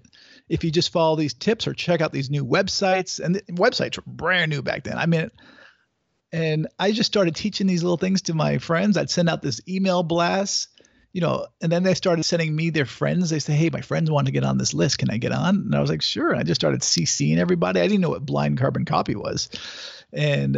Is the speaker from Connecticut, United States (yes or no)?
yes; Connecticut, United States; I grew up in Connecticut